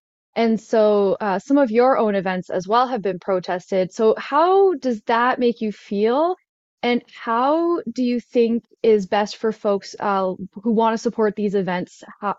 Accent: Niagara, Ontario, Canada; I'm from Niagara.

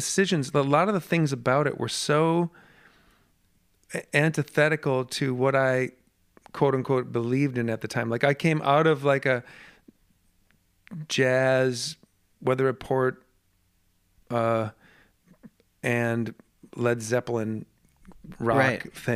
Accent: Minneapolis, Minnesota, United States; moved away as an adult; also born or lived in San Francisco; At the time I was in Minneapolis, I had moved back, or I was visiting from San Francisco where I was living

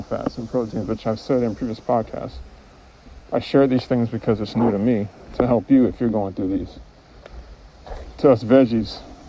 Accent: Midwest, United States; now in Kauai, United States; I was born in the Midwest. I wasn't born here.

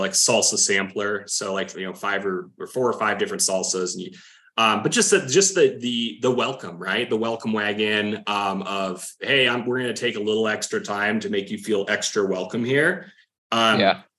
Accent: Wyoming, United States; moved away; growing up in Wyoming, not a ton of culture

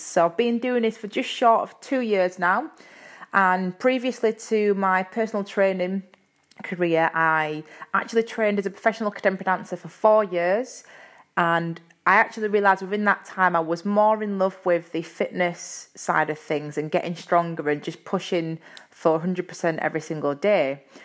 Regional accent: Yorkshire and the Humber, United Kingdom; accent: Yorkshire; my Yorkshire accent

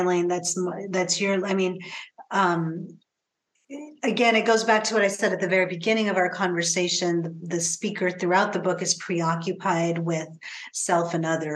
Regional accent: Pacific Northwest, United States; growing up in the Pacific Northwest, how this landscape in particular has influenced me as a writer

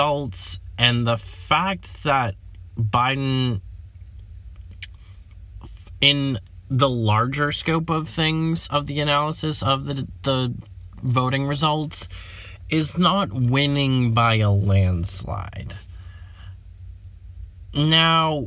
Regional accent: United States; I'm an American

